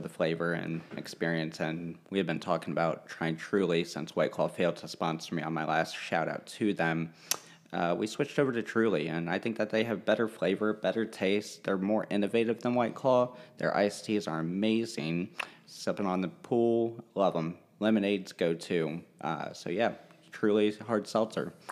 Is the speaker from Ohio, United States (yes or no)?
yes; Hamilton, Ohio, United States; also born or lived in Russia; we grew up in Cincinnati or Hamilton, Ohio for the first sixteen years of my life